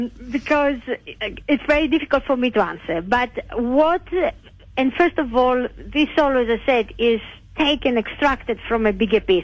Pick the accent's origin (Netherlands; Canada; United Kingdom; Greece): Greece; English is a second language; I'm Greek.